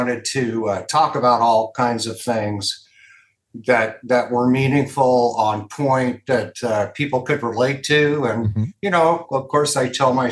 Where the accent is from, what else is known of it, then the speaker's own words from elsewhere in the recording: Los Angeles, California, United States; moved away as an adult; now in Las Vegas, United States; I was born in Los Angeles, and I lived there my entire life till last January